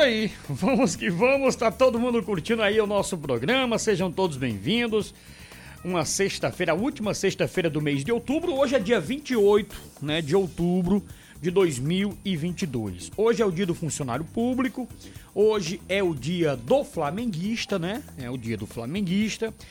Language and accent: Portuguese; Patos, Paraíba, Brazil; E nós nascemos em Patos, na mesma maternidade, em anos diferentes, claro, mas somos patuenses com muito orgulho